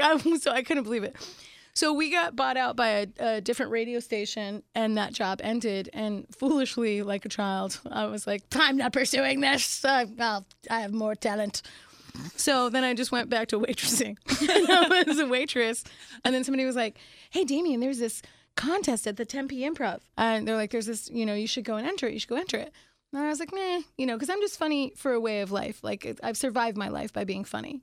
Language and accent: English; Phoenix, Arizona, United States; also born or lived in Pittsburgh, Pennsylvania / England; Then when I was young, I moved to Arizona, to Phoenix, Arizona